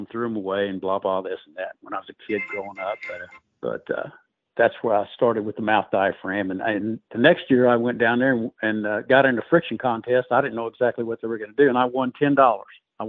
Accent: Missouri, United States; We had a lot of quail when I was growing up in Missouri

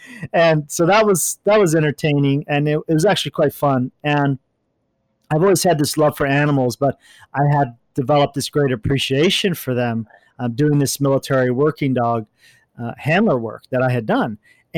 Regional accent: California, United States; I grew up all over, but for a majority, I grew up in Orange County.

